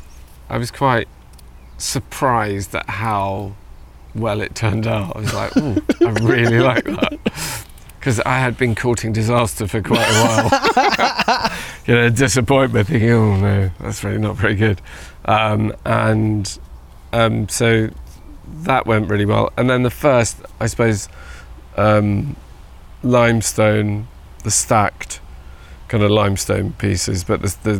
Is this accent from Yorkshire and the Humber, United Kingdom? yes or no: no; Wales, United Kingdom; Being Welsh